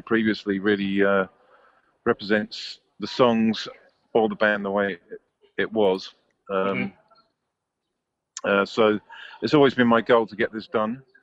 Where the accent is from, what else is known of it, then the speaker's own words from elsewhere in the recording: United Kingdom; I'm the British one